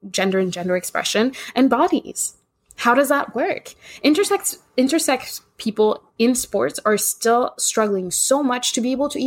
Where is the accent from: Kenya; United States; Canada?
Kenya; because I grew up in Kenya